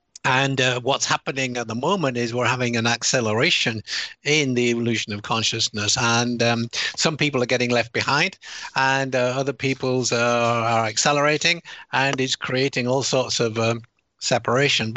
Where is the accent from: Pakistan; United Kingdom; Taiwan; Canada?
United Kingdom; accent: British; moved away; also born or lived in United States; although I sound British and I have a British citizen, I'm also an American citizen. I lived there for 24 years